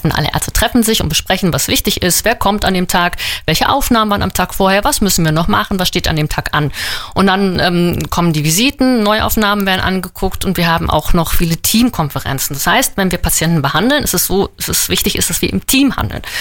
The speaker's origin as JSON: {"language": "German", "region": "Northern Germany", "country": "Germany", "said": "Äh, nein, ich komme aus Norddeutschland."}